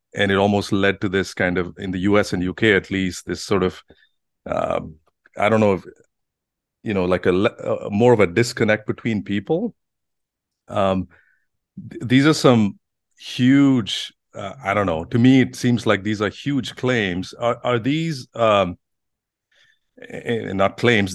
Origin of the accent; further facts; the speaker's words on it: Bangalore, Karnataka, India; now in United States; coming from India, there's there's all sorts of challenges growing up. And, you know, I come from a big city as Bangalore